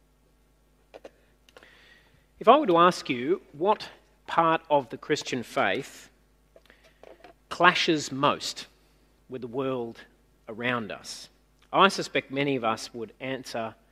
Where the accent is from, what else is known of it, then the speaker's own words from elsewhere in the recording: Newcastle, New South Wales, Australia; now in Sydney, Australia; where I grew up in Newcastle in the 80s